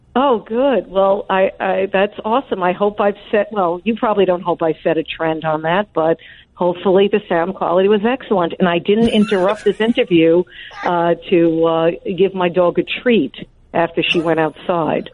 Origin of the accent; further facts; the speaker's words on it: Long Island, New York, United States; I was raised on Long Island